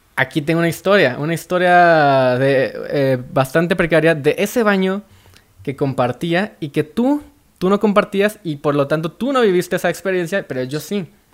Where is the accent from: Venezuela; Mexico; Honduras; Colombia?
Mexico; Veracruz; also born or lived in Guadalajara; now in Mexico City, Mexico; En, en Veracruz, yo soy de Veracruz.